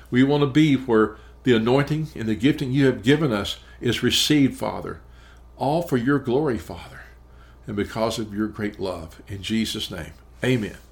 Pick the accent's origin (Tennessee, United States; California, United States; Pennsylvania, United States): Tennessee, United States; Memphis; I'm actually from Memphis, Tennessee